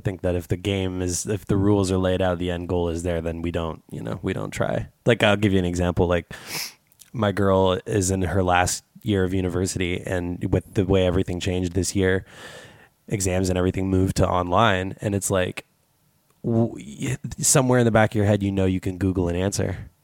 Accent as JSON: {"language": "English", "country": "Canada", "said": "as a Canadian"}